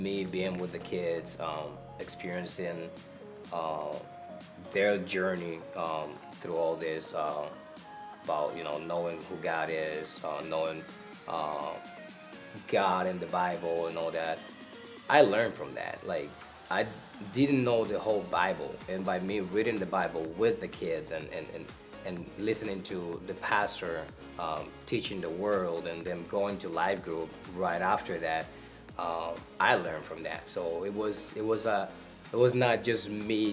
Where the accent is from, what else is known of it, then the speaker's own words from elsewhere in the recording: Dominican Republic; moved away as an adult; now in Kenosha, United States; I'm from the Dominican Republic. I got here to this country 8 years ago with my wife and my kids